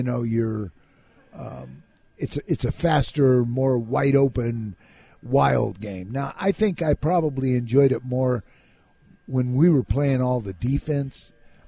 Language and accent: English; California, United States; moved away; also born or lived in Minnesota; growing up in California